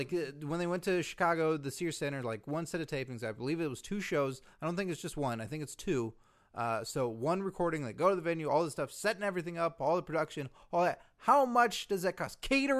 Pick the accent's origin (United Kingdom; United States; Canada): Canada; Next time, I'm just going to sit there and go, I'm Canadian, kiss my ass.